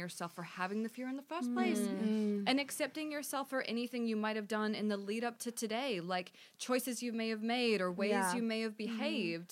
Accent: New Zealand; I grew up in New Zealand.

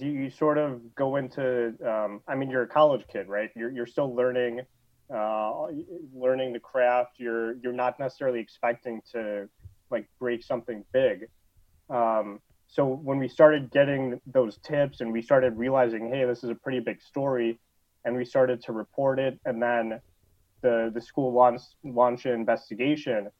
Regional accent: Lombard, Illinois, United States; in Lombard. Um, so grew up out there, been in been in the Chicago area my whole life.

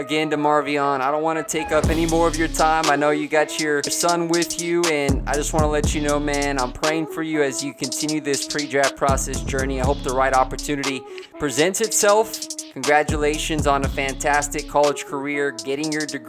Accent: Dallas, Texas, United States; Being a Dallas native

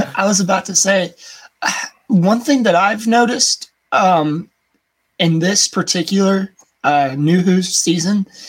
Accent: United States; accent: American; my American American accent's weird

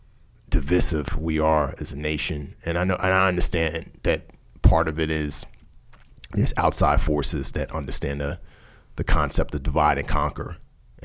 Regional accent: New York City, New York, United States; also born or lived in Nigeria; I'm a kid from the Bronx

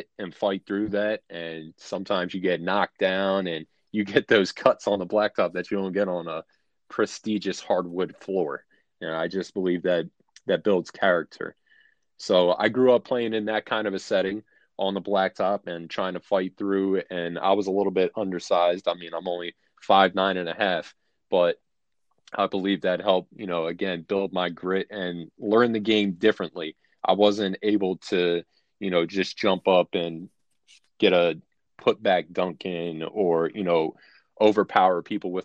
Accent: Philadelphia, Pennsylvania, United States; moved away; also born or lived in Virginia; I grew up in North Philadelphia in a neighborhood called Port Richmond

